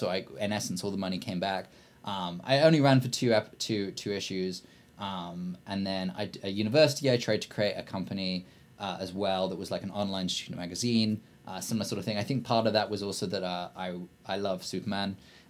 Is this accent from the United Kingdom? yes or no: yes; Blakedown, West Midlands, United Kingdom; But no, I'm actually from a small village called Blakedown, which is near a small town called Kidderminster. You've never heard of any of these. Which is near a bigger city called Birmingham